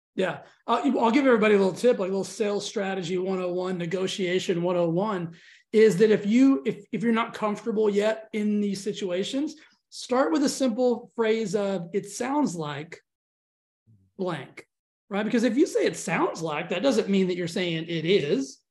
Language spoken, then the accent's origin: English; Texas, United States; I'm from Texas.